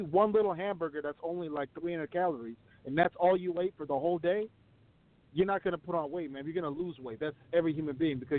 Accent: Ethiopia; now in United States; I'm from Ethiopia

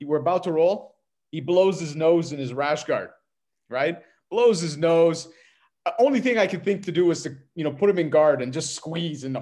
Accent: Montreal, Quebec, Canada; I'm from Montreal

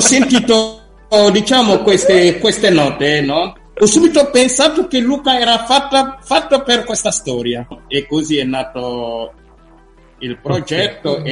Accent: Senegal; first language Wolof; Italian is a second language; moved away; Wolof, che è la mia lingua madre, diciamo, che, parlo, che si parla in Senegal.

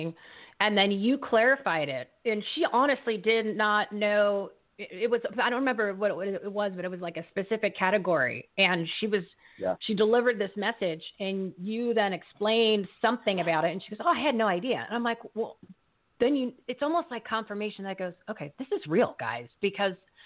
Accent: New Jersey, United States; now in Arizona, United States; I'm originally from New Jersey

